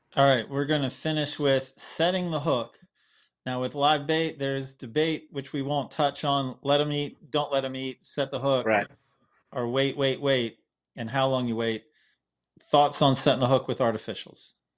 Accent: Wilmington, North Carolina, United States; my hometown in Wilmington

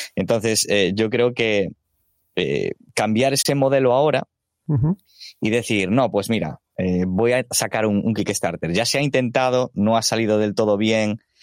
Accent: Galicia, Spain; yo soy gallego, entonces pues el portugués algo voy entendiendo

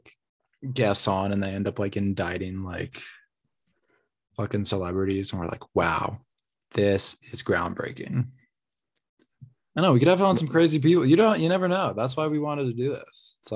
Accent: Colorado, United States; because we're from Colorado, there's no earthquakes here.

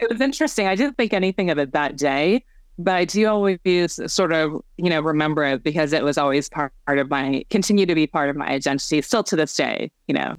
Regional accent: Bay Area, California, United States; also born or lived in South Korea; adopted as a homeless orphan in, in South Korea to um, American uh, Caucasian American family um, here in the Bay Area.

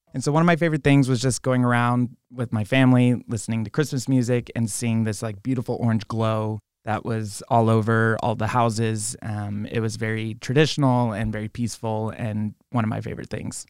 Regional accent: Albuquerque, New Mexico, United States; I grew up in Albuquerque, New Mexico

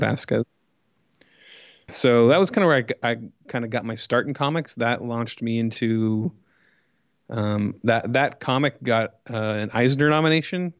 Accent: Coos Bay, Oregon, United States; moved away as an adult; also born or lived in Portland area, Oregon; now in Los Angeles, United States; I'm from Coos Bay, which is a small town in Oregon

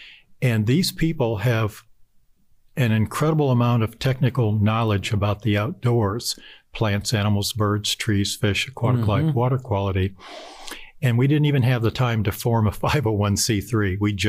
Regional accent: Ohio, United States; I'm from Northern Ohio. So, you know, I was out on Lake Erie in the middle of the winter chopping holes in the ice to go fishing.

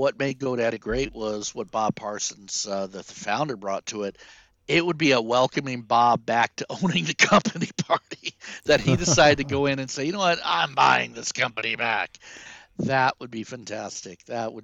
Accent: Prague, Czechia; moved away; I was born in Prague. I was born in the Czech Republic.

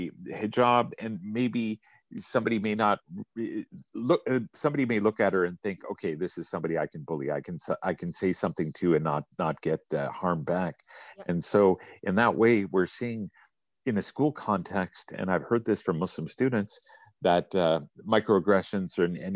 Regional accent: Canada; I'm from Canada.

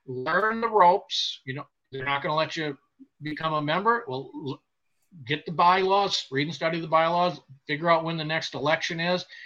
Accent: Wisconsin, United States; moved away; I was selected to go to Badger Boys State in Ripon, Wisconsin, with the American Legion

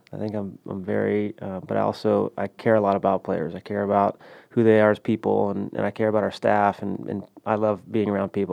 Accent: Houston, Texas, United States; I grew up in Houston

